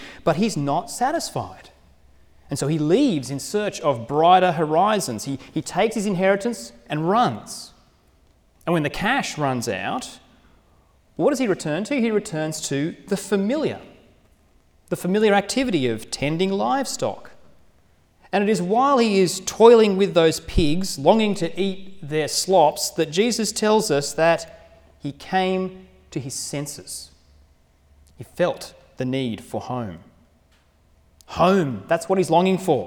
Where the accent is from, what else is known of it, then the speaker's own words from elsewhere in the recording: Sydney, New South Wales, Australia; now in Wagga Wagga, Australia; The home I grew up was in Sydney. And I grew up in a hilly, leafy suburb